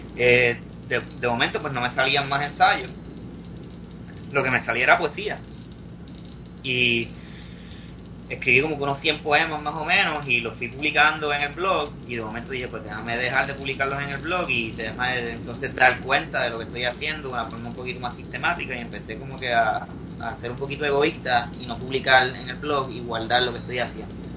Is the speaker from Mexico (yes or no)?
no; Puerto Rico; somos los puertorriqueños